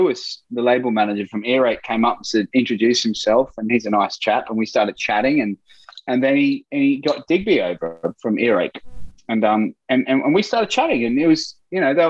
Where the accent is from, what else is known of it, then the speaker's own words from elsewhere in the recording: Brisbane, Queensland, Australia; I grew up in Brisbane in Australia